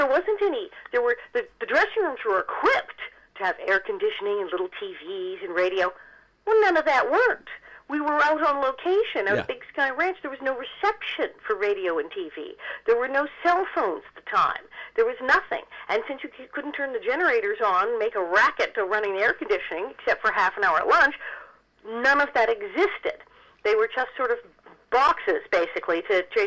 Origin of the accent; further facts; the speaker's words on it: Los Angeles, California, United States; my family and growing up in Hollywood